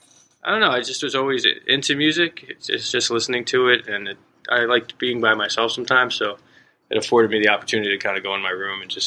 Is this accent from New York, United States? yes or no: no; Howell, New Jersey, United States; also born or lived in Massachusetts; I grew up here in Howell. I wasn't born here.